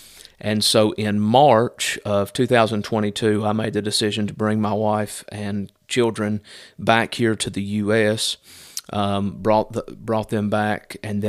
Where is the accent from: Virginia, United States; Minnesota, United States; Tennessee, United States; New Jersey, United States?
Virginia, United States; now in Carthage, United States; I was born and raised up in Southwest Virginia, grew up there. I got saved at the age of 24, and then shortly after that moved to Carthage to attend our church there, Cornerstone.